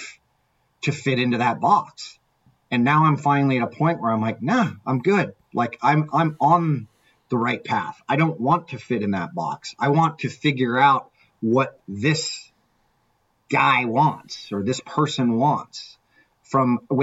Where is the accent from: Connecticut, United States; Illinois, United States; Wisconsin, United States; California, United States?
California, United States; Orange County; I grew up in Orange County in the 80s